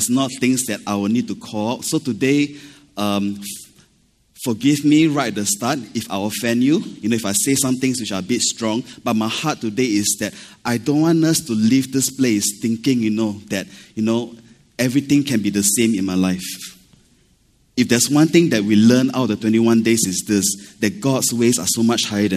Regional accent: Malaysia; now in Singapore; I'm Malaysian

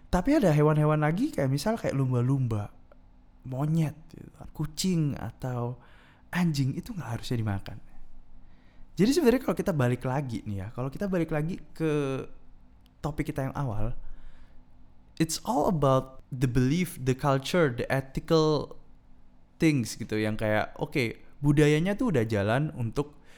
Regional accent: East Java, Indonesia; gue kasih pandangan tentang hal ini di daerah gue di daerah gue di Madura ini majority of the people are Muslim kan

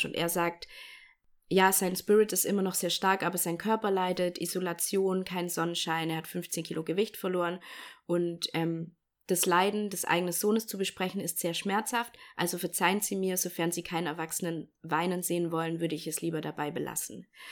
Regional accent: Bavaria, Germany; moved away; ich komme aus Bayern

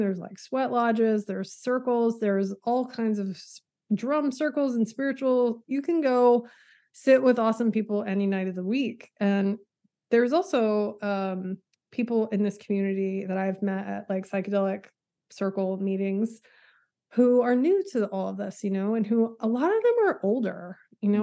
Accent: Texas Panhandle, United States; moved away as an adult; I'm from the Panhandle of Texas

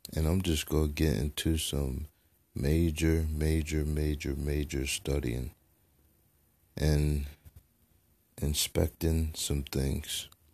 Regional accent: United States; as American people

